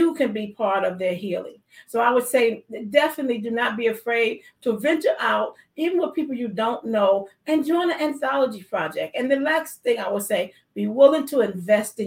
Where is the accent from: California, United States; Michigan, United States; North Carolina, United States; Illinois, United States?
Illinois, United States; Chicago; I am from Chicago